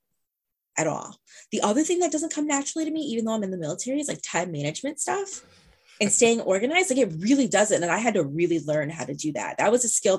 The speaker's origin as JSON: {"language": "English", "town": "Norwalk", "region": "Connecticut", "country": "United States", "tie": "born or raised there", "said": "I grew up in Norwalk"}